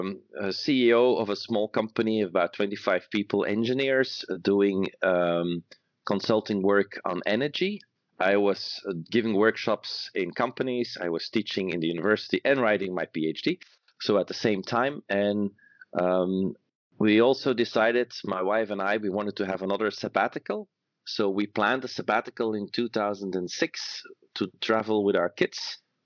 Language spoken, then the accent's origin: English; Antwerp, Flanders, Belgium; I was born and raised in Antwerp, Belgium